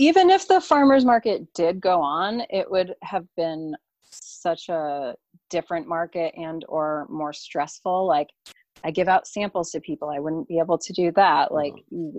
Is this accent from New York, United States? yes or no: no; Southeastern Connecticut, United States; I'm from Southeastern Connecticut